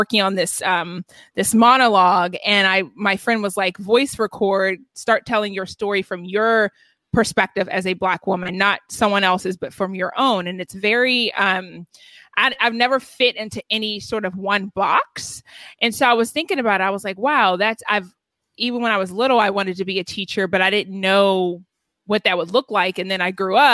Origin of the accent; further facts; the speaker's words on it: Atlanta, Georgia, United States; moved away as an adult; now in Los Angeles, United States; I grew up in Atlanta, in a predominantly white neighborhood in Atlanta.